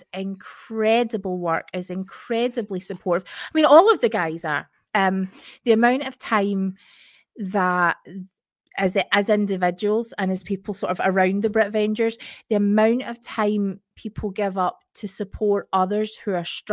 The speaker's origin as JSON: {"language": "English", "country": "United Kingdom", "said": "as British Mormons"}